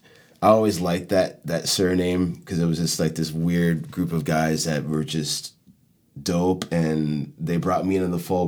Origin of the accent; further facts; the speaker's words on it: Chicago, Illinois, United States; now in Miami, United States; And I felt like when I came down from Chicago, it was weird.